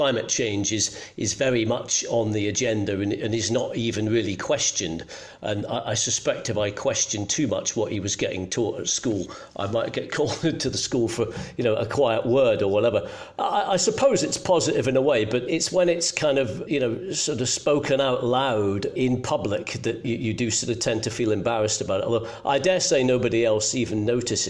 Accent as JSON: {"language": "English", "region": "Scotland", "country": "United Kingdom", "tie": "born or raised there", "moved": "as an adult", "lives_now": "London, United Kingdom", "said": "I was born in Scotland"}